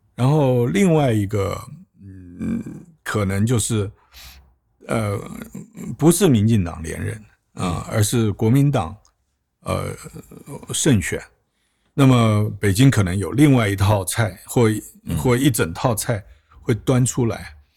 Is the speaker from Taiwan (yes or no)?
yes; Taiwan; moved away as an adult; also born or lived in Washington, D.C., United States; 我在台湾出生长大，呃，大学毕业以后接着念研究所，然后在当兵